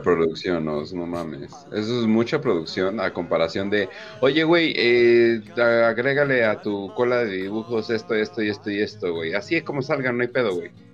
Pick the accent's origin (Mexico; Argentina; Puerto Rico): Mexico; como mexicano